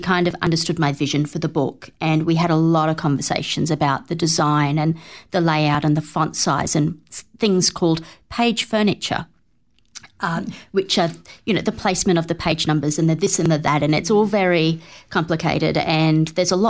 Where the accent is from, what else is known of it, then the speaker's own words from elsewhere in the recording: Australia; now in New Zealand; I'm not of this land originally. I am from Australia